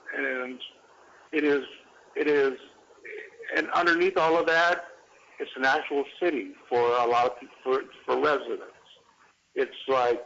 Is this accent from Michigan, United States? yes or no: yes; Michigan, United States; moved away as an adult; also born or lived in Cleveland, Ohio / Miami; now in Washington, D.C., United States; I was born in Cleveland, Ohio, and raised in Michigan.